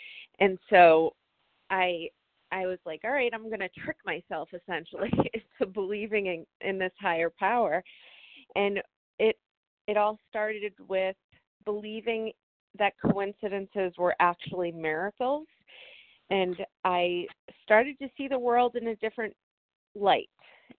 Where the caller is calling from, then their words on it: New Hampshire, United States; I'm in here from New Hampshire, and I really just wanted to share, this is my first 2 weeks in this phone meeting